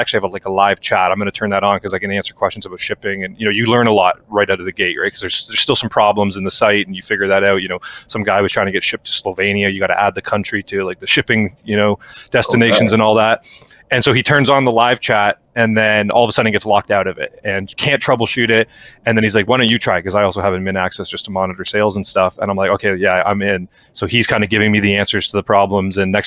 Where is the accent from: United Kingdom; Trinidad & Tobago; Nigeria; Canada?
Canada; we are Canadian